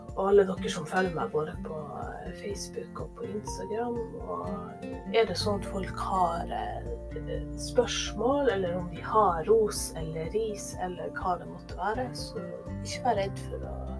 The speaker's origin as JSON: {"language": "Norwegian", "region": "Northern Norway", "country": "Norway", "said": "nå er jo jeg nordlending"}